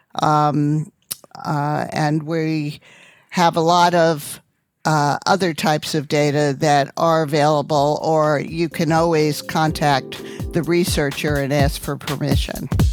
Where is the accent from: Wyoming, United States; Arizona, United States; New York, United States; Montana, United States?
New York, United States; Long Island; I grew up on Long Island